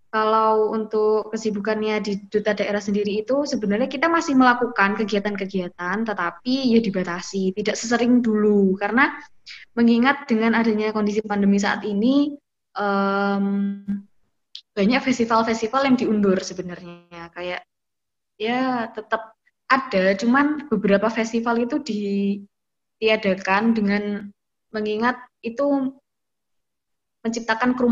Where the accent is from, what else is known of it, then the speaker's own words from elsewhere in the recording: Banyuwangi, East Java, Indonesia; tetapi di daerah saya sendiri yaitu Banyuwangi itu tidak menyurutkan pemerintah untuk melakukan pengembangan destinasi pariwisata